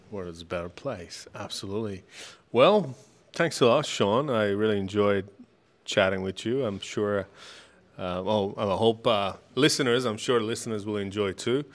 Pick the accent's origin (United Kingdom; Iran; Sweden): Iran; now in Australia; I'm from Middle East, I'm from Iran